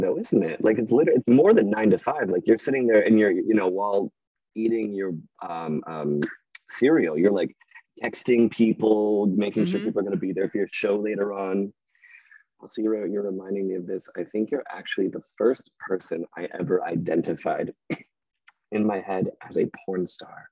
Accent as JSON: {"language": "English", "town": "Wyoming", "region": "Michigan", "country": "United States", "tie": "born or raised there", "also_born_or_lived": "Grand Rapids, Michigan", "said": "I was born in Grand Rapids, lived in Wyoming for the first twelve years of my okay. life"}